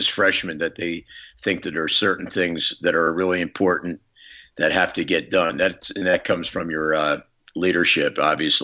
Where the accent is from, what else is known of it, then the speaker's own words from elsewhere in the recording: Philadelphia, Pennsylvania, United States; I was very fortunate as a young guy to grow up in Philadelphia